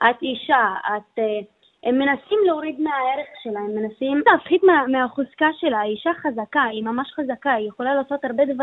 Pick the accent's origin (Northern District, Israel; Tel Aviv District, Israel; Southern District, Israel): Northern District, Israel; Beit Zarzir; אני גם בדואית